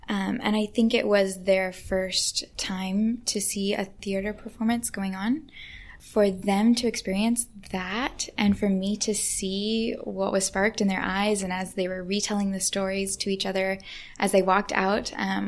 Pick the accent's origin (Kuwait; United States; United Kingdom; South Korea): United Kingdom; England; And eventually they welcomed me to come visit their home, which was a really big deal as an English person.